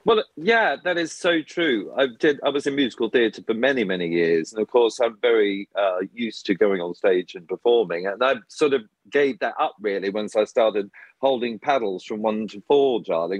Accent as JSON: {"language": "English", "country": "Australia", "tie": "born or raised there", "moved": "yes", "said": "me growing up in Australia"}